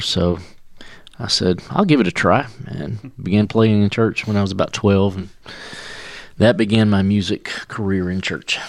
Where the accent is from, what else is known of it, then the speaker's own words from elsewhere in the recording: Commerce, Georgia, United States; moved away as an adult; also born or lived in Cornelia, Georgia / Moultrie, Georgia; we grew up in Commerce